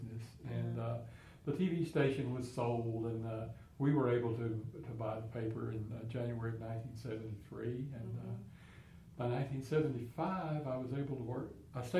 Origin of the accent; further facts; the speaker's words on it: Rhome, Texas, United States; I was born and raised in Rome, and went to Northwest schools